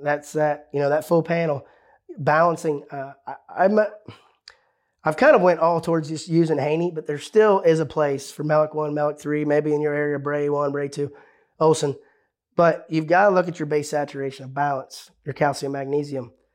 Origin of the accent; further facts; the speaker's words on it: Ohio, United States; This is my home state I grew up in.